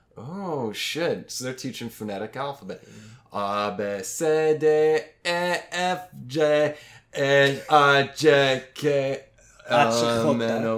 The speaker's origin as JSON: {"language": "English", "region": "East Oklahoma", "country": "United States", "said": "I know Tulsa better because I'm from East."}